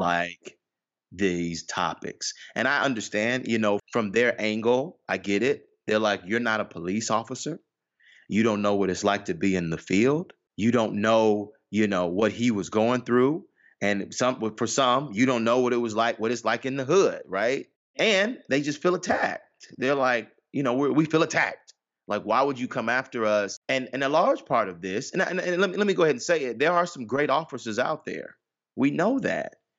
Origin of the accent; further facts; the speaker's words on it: Atlanta, Georgia, United States; I was born, born and raised in Atlanta, Georgia.